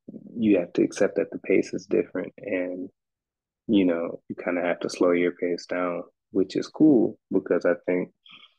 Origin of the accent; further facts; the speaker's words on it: New Orleans, Louisiana, United States; moved away as an adult; now in Rome, Italy; I'm from New Orleans, Louisiana, and I consider myself an ambassador for New Orleans culture and music. And I think that my being from New Orleans, and now I live in Rome, Italy. So I live abroad.